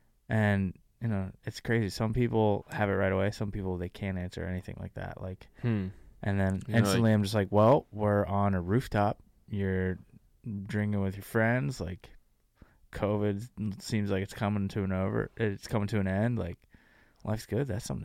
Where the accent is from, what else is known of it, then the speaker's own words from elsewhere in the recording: New Jersey, United States; moved away as an adult; now in San Diego, United States; Dude, I'm from New Jersey.